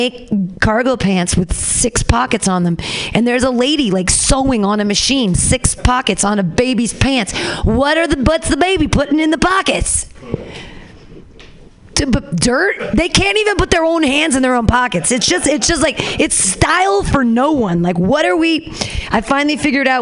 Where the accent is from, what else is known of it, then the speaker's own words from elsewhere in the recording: United States; as Americans